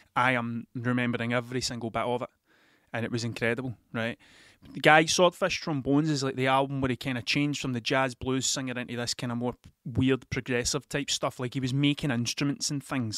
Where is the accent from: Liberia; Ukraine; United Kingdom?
United Kingdom; Scotland; accent: Scottish